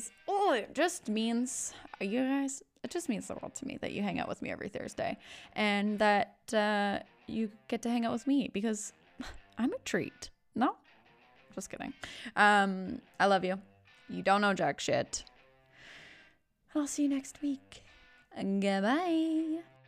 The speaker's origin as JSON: {"language": "English", "region": "West Coast", "country": "United States", "said": "I am from the West Coast"}